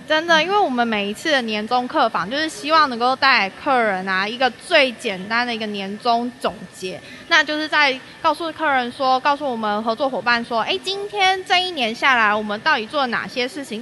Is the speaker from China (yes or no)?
no; Taichung, Taiwan; accent: Taichung accent; 因为我们都是台中人